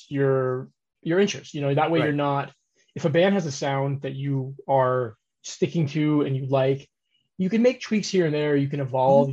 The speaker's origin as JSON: {"language": "English", "town": "Tucson", "region": "Arizona", "country": "United States", "said": "We are from Tucson, Arizona, all four of us. We all live and work here"}